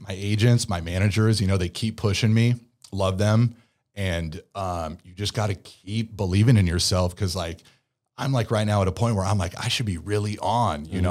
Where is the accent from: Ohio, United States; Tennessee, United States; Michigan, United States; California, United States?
California, United States; Pleasanton; accent: Valley Boy; also born or lived in San Diego; growing up in the Bay